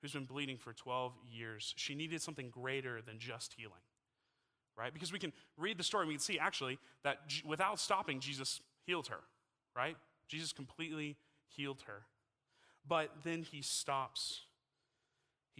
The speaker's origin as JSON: {"language": "English", "region": "Texas", "country": "United States", "tie": "born or raised there", "moved": "as an adult", "lives_now": "Utah, United States", "said": "I'm from Texas. I've lived in Texas my entire life."}